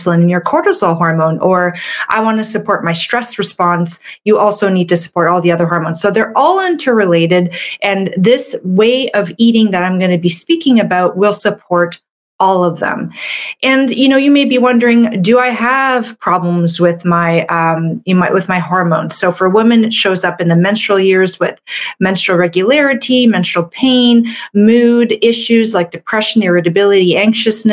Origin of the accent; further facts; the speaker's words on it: Canada; I'm a Canadian medical doctor